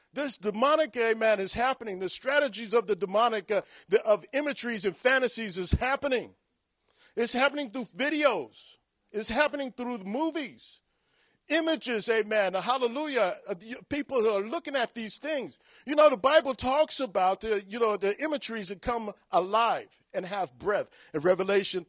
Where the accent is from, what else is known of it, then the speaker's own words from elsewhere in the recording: Long Beach, California, United States; moved away as an adult; now in Virginia Beach, United States; I'm from Long Beach, California